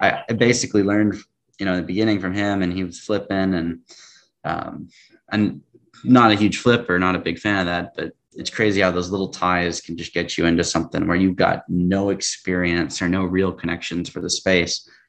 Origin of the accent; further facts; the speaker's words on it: Tacoma, Washington, United States; born and raised in Tacoma, which is just south of Seattle